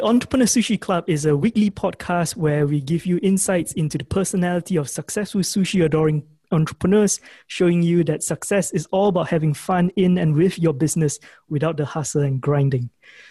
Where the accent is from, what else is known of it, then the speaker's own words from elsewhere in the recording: Malaysia; So I'm actually from Malaysia.